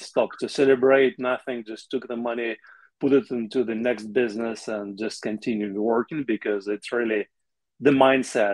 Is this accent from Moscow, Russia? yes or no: no; Chechnya, Russia; moved away; i grew up in the soviet union yeah. and i'm russian ethnically russian i have some ukrainian blood like most uh, russians do i also grew up in the region in russia uh, called chechnya